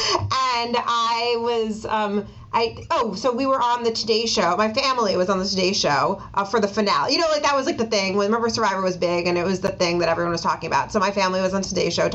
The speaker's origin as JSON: {"language": "English", "town": "Ossining", "region": "New York", "country": "United States", "tie": "born or raised there", "said": "I grew up in Ossining, New York, so it's a suburb of the city and New York City"}